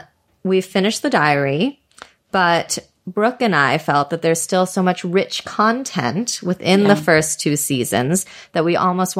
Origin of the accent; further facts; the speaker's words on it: United States; moved away; When I moved out of the States